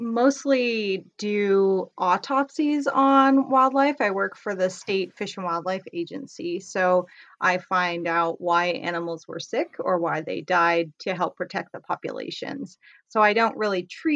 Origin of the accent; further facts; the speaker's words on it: Canada; moved away as an adult; now in United States; I'm originally from Canada, so I went to school in Canada, but I have talked to other veterinarians in the States here.